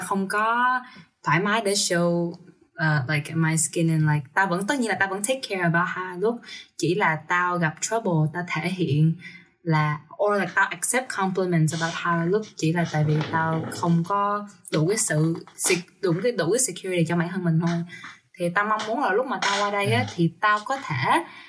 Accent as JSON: {"language": "Vietnamese", "country": "Vietnam", "moved": "yes", "lives_now": "United States", "said": "tao đến từ Việt Nam"}